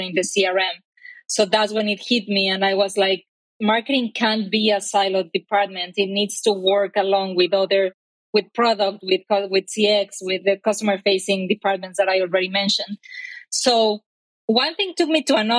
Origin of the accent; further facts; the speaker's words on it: Mexico; English is a second language; moved away as an adult; now in Bay Area, United States; I am Mexican. My accent probably already told you so.